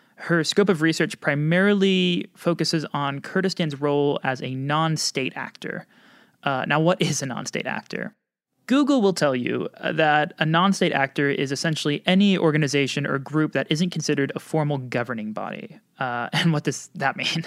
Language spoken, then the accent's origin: English; United States; now in Erbil, Iraq; I'm an American journalist